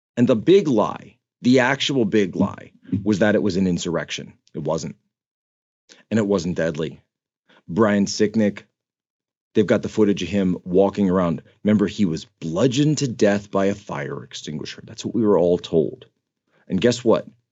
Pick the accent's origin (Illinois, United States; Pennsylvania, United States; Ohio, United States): Pennsylvania, United States; Philadelphia; I grew up on the East Coast. right? I'm from the Philadelphia area.